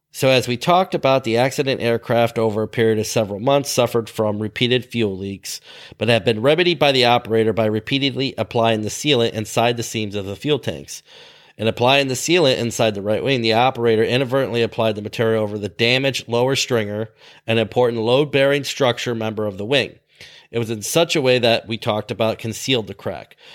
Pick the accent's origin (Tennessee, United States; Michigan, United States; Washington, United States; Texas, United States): Michigan, United States; Ludington; My hometown airport, not the one I worked at, but my hometown airport in Ludington, Michigan